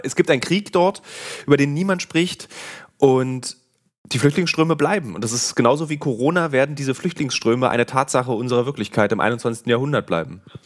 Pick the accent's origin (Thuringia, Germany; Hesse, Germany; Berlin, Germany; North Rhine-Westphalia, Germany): Berlin, Germany; als Berliner